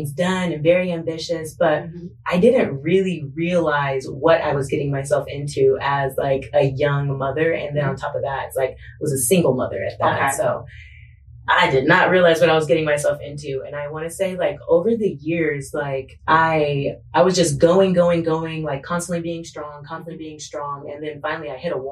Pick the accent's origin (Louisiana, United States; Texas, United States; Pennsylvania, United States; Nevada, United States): Nevada, United States; Las Vegas; also born or lived in San Diego; I was born in San Diego, but I was raised in Las Vegas, Nevada